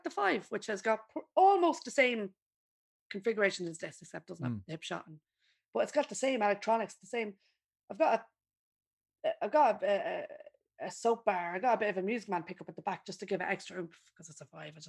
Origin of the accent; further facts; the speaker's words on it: Ireland; now in London, United Kingdom; I'm just an Irish girl in London.